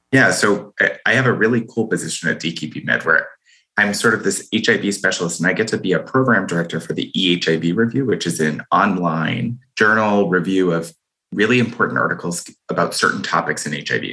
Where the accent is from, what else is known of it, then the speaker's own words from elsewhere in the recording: Boston, Massachusetts, United States; I'm from Boston. That is that is literally a love language here